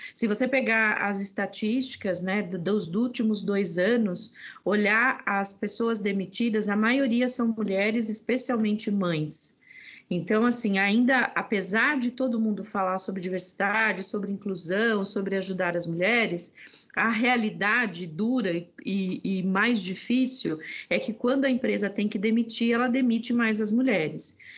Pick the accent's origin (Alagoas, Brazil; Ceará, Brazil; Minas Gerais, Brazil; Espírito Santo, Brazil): Alagoas, Brazil; sertão of; eu sou nordestina, nasci no sertão de Alagoas.